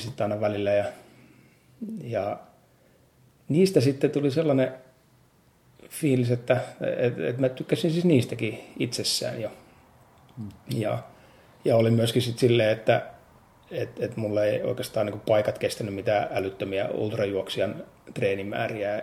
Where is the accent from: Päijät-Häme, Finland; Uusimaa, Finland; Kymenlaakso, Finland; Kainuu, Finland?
Päijät-Häme, Finland; Nastola; moved away as an adult; also born or lived in Helsinki / Espoo; sitten kun tulin opiskelemaan Nastolasta, siis mä oon syntynyt kyllä Helsingissä, mutta no, koulu, koulu ja asun Nastolassa